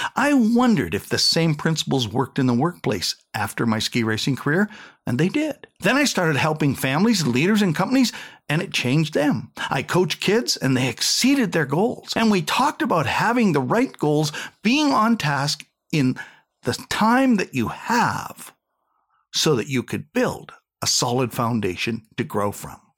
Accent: Saskatchewan, Canada; I was going to be a hockey player growing up in Saskatchewan on a dairy farm

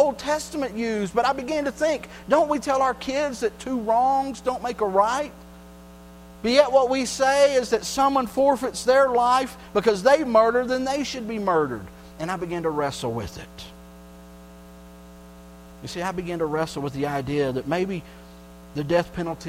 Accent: Texas, United States; I grew up in Texas

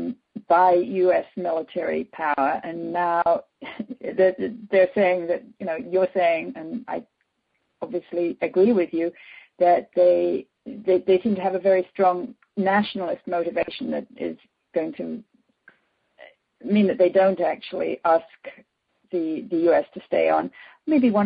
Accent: United States; I'm an American

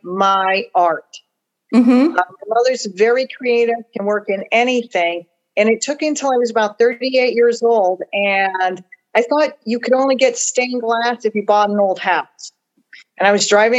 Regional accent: Gardner, Massachusetts, United States; now in Clermont, United States; I'm originally from Gardner, Massachusetts, the Chair City

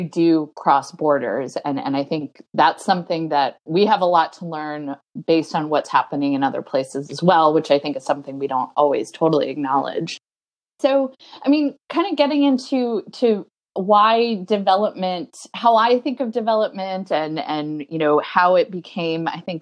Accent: North Carolina, United States; I was raised in North Carolina

